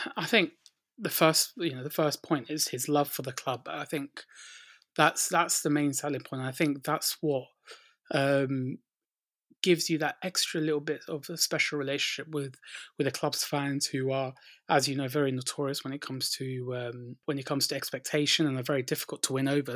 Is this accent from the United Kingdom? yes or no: yes; London, United Kingdom; growing up in North London